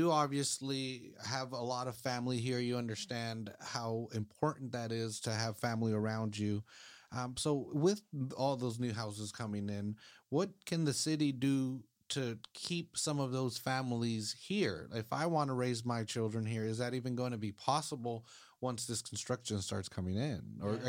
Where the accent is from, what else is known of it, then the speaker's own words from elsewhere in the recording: California, United States; Really? I grew up, right there on Los Coches and Natividad, right where Emerald